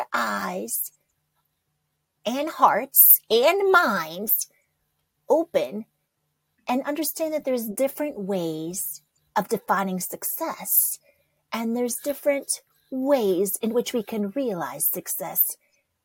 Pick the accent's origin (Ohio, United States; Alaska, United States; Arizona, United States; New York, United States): New York, United States; I was born in New York